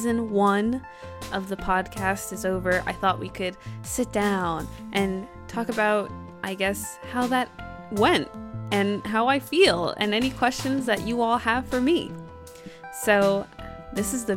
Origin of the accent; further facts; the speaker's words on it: New Jersey, United States; I'm not from New York